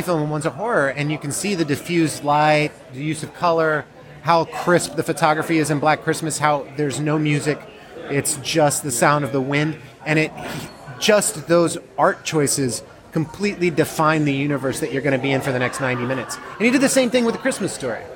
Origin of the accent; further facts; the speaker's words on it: Georgia, United States; where I grew up in Georgia